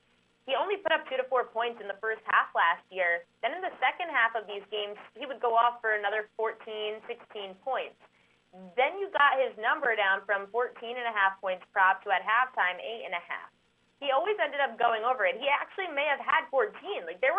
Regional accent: New York, United States; I'm from New York.

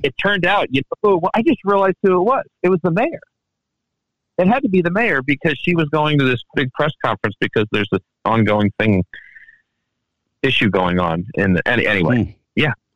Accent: Washington, District of Columbia, United States; moved away; also born or lived in Baltimore, Maryland / Takoma Park, Maryland; back in good old Washington D.C., where I grew up

